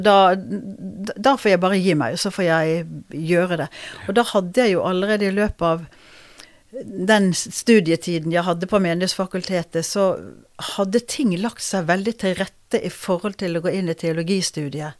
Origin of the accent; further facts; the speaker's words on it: Bergen, Vestland, Norway; also born or lived in Oslo / Røyken; er født i Oslo, men kom til Bergen da jeg var to og et halvt. Ja. Så det er der jeg vokste opp.